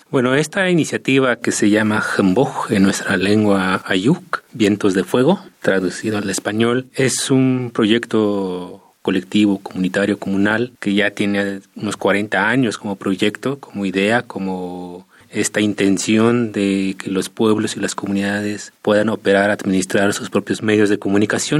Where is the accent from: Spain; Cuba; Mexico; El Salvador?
Mexico; Santa María Tlahuitoltepec, Oaxaca; mi pueblo, Tlahuitoltepec